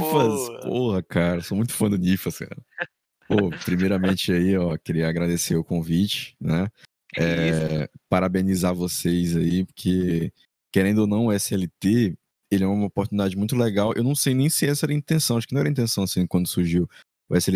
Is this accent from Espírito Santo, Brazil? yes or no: no; Maranhão, Brazil; eu tenho 21 anos, sou maranhense com orgulho